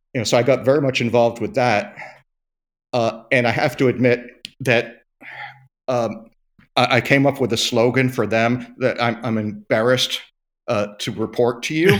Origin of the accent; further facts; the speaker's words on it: United States; we're American